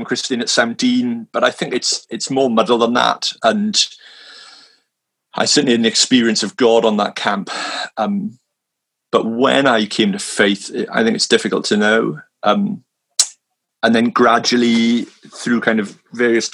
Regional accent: Swansea, Wales, United Kingdom; moved away as an adult; now in London, United Kingdom; I'm originally from Swansea in South Wales

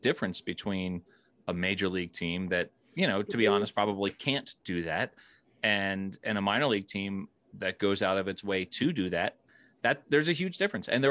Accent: Wayne, Pennsylvania, United States; now in Colorado, United States; I grew up in Delco as well, Wayne, Pennsylvania

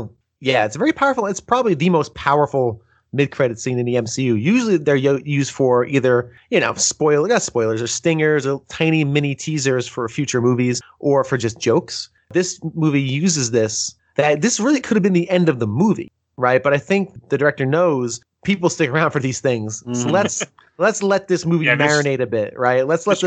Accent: New York, United States; also born or lived in New Jersey; I'm from New York. I'm from New Jersey, New York, man. That was my life for like 15 years.

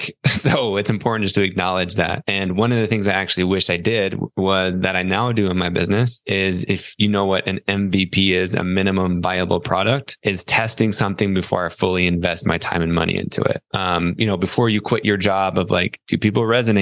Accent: Salt Lake City, Utah, United States; moved away as an adult; also born or lived in East Coast; I was born in Salt Lake City, Utah

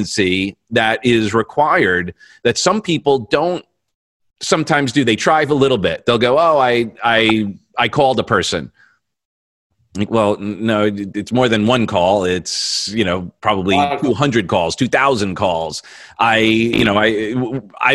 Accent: Long Island, New York, United States; I'm from Long Island

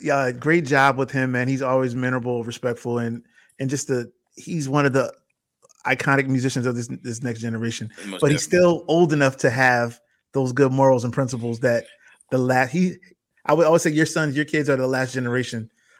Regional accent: Bridgeport, Connecticut, United States; now in Atlanta, United States; He's from my hometown of Bridgeport, Connecticut.

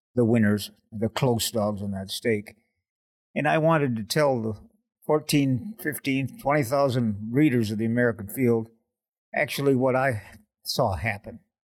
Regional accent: Oshawa, Ontario, Canada; I grew up in Oshawa, Ontario, which is the General Motors big town in Canada

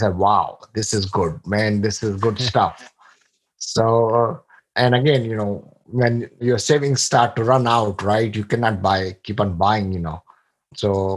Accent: India; moved away as an adult; now in United States; I come from India. I came here in 1998 in January with $150 in my pocket

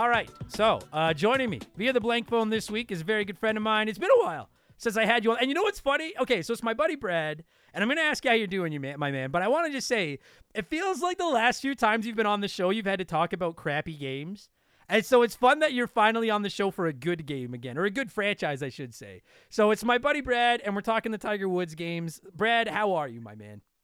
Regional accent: Canada; I'm Canadian

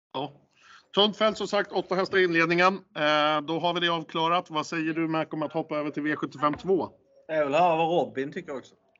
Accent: Stockholm, Stockholm County, Sweden; säger jag som stockholmare

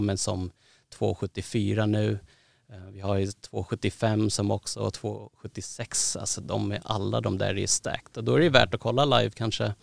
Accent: Sweden; also born or lived in Thailand (ancestry) / Södermalm, Stockholm; född och uppvuxen i Sverige

